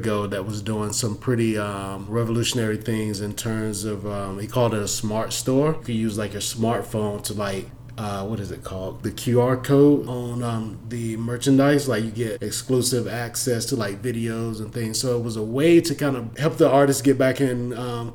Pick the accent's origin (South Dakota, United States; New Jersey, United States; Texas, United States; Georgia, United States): Georgia, United States; Atlanta; I'm from Atlanta